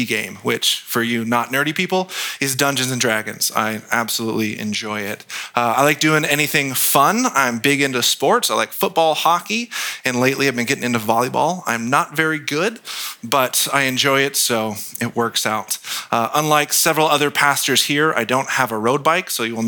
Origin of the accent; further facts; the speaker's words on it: Gilroy, California, United States; I was born and raised in Gilroy, so just down the street